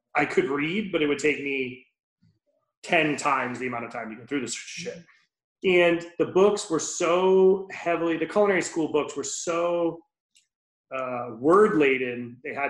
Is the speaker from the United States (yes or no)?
yes; Rhode Island, United States; Born and raised in Rhode Island. I grew up, you know, on Aquidneck Island.